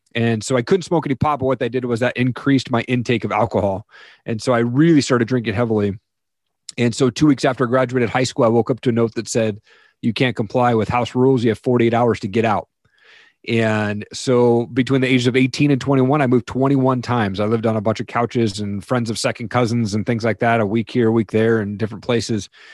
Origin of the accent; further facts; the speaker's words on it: Eastern Washington, United States; I grew up in Eastern Washington, a typical household